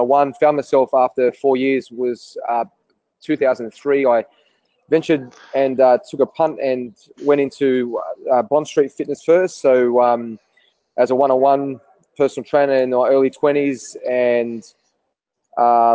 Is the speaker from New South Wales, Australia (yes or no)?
yes; Sydney, New South Wales, Australia; So born and bred in Sydney